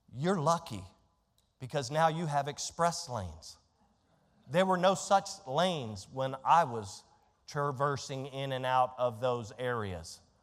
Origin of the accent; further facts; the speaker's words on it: Fort Belvoir, Virginia, United States; I was born in Northern Virginia, right? I was born at a hospital that no longer exists on Fort Belvoir, Virginia.